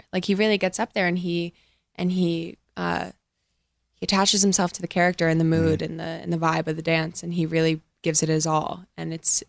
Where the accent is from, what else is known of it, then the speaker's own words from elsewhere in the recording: Long Island, New York, United States; I was born and raised in, born in the city, raised in Long Island.